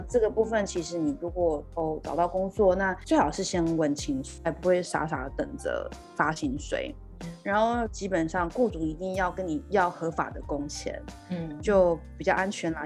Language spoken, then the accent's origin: Chinese; Taiwan; moved away as an adult; now in Vancouver, Canada; 我们在台湾习惯用中文来记的名字